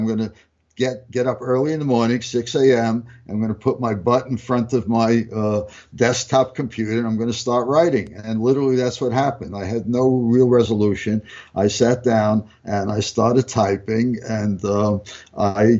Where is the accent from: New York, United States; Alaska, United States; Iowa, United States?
New York, United States; New York City; moved away as an adult; now in California, United States; I grew up in New York